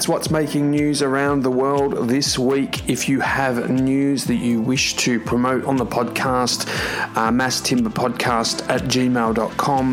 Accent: Melbourne, Victoria, Australia; my hometown in Melbourne in Australia

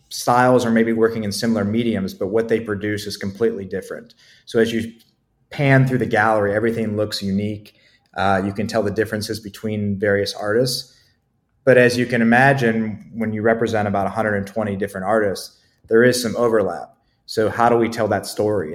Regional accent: Akron, Ohio, United States; moved away as an adult; also born or lived in Columbus, Ohio; now in Asheville, United States; I'm from Ohio originally, from Akron, Ohio

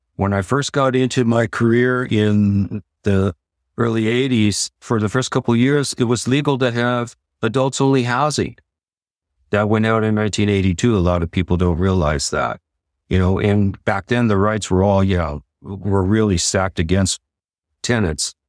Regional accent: San Leandro, California, United States; Floresta Gardens in San Leandro, San Leandro

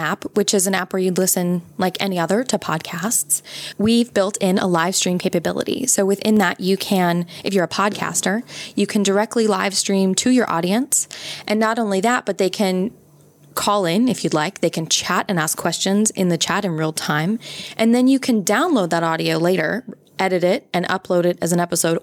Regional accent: United States; I'm American

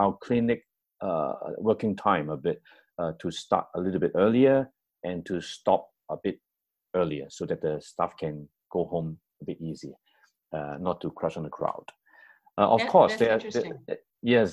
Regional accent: Hong Kong; I'm from Hong Kong

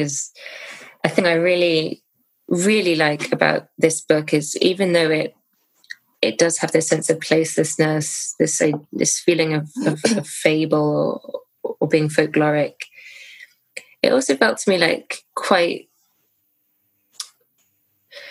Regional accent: United Kingdom; as a British person

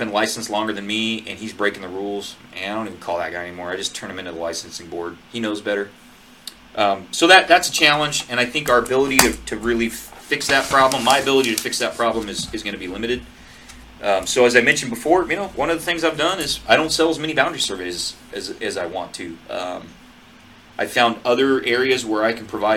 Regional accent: Northwest Montana, United States; now in Central California, United States; I grew up in Northwest Montana

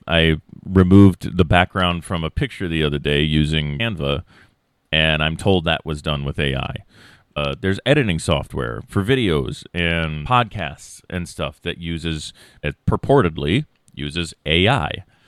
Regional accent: Iowa, United States; I'm a lackey from Iowa who has a general studies

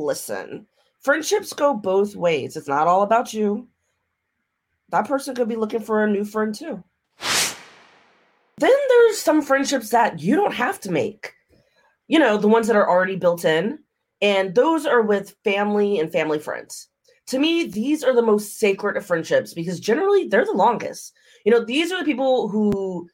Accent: Maryland, United States; moved away as an adult; I'm from Maryland. I came out here for college back in the day.

